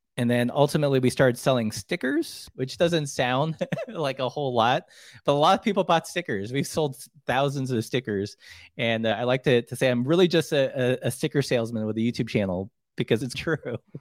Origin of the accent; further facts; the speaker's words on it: Glendale, California, United States; also born or lived in Philippines / Long Beach, California / Portland; now in Missoula, United States; I was born in the Philippines. We immigrated here when I was really young. So for the most part, you know, grew up in Southern California, like Glendale, Burbank.